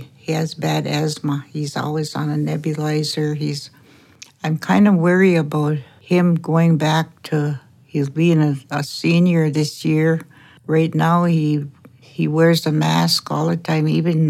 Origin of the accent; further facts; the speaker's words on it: Nett Lake, Minnesota, United States; I'm from Net Lake. I'm 75 years old.